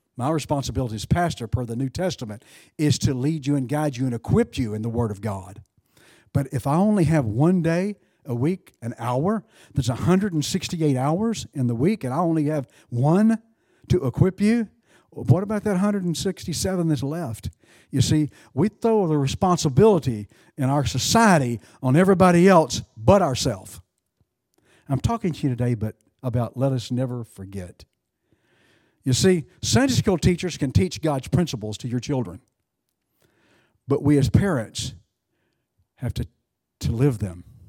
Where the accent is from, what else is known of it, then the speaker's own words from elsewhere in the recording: United States; I'm an American